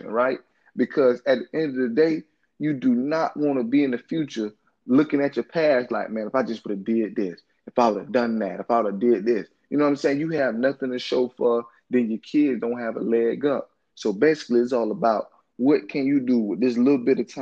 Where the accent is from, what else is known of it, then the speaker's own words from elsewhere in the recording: Orlando, Florida, United States; I grew up in Orlando in the inner city